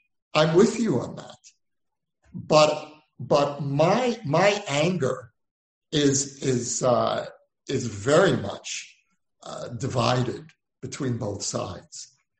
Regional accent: Israel

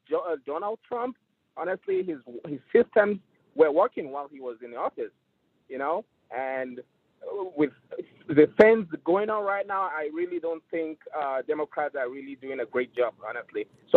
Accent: Nigeria; moved away as an adult; now in Florida, United States; I'm from Nigeria. I go to Amarillo.

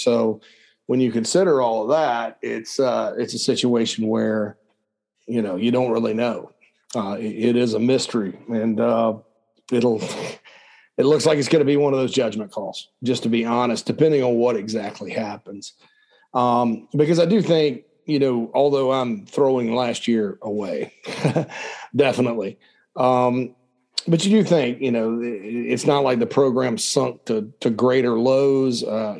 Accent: Spartanburg, South Carolina, United States; moved away; my hometown of Spartanburg, South Carolina.

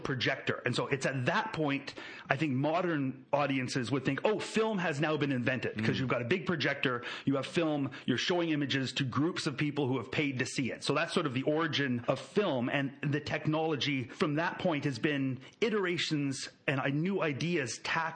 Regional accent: Canada; I'm a Canadian.

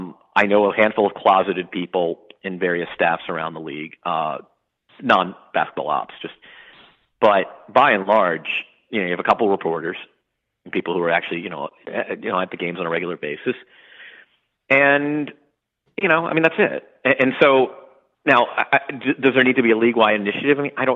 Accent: Louisville, Kentucky, United States; I grew up in Louisville.

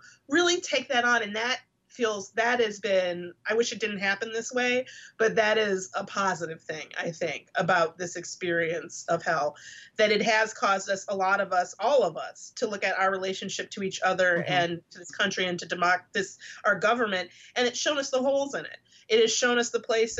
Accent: Detroit, Michigan, United States; moved away; growing up in Detroit

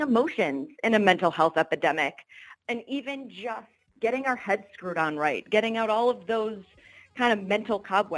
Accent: Rochester, New York, United States; now in Rochester, United States; move to my hometown of Rochester

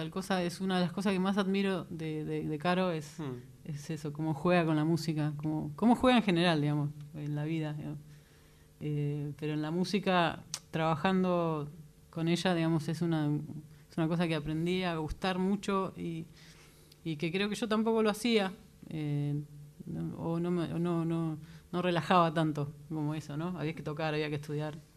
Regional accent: Ituzaingó, Buenos Aires Province, Argentina; aprovechando esto que vamos a tocar en Ituzaingó, y yo me crié en Ituzaingó, entonces me

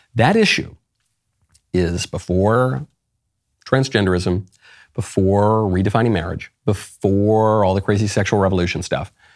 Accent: New York City, New York, United States; moved away; I'm a New Yorker by upbringing

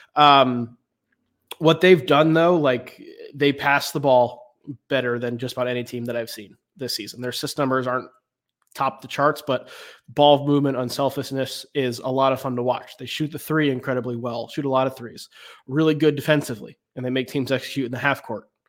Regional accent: Raleigh, North Carolina, United States; I grew up in Raleigh, uh, in the Raleigh area

